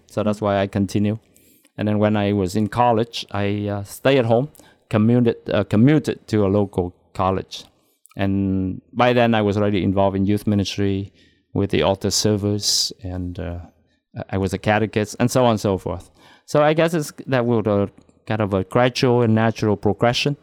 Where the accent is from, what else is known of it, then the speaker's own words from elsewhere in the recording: Da Lat, Lâm Đồng, Vietnam; moved away as an adult; My hometown is Dalat, Vietnam.